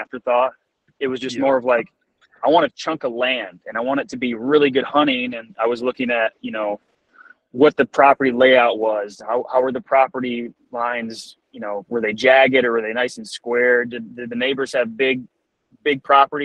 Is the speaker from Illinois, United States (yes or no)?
no; Southern Michigan, United States; I was born and raised in Southern Michigan area, and that's where I am today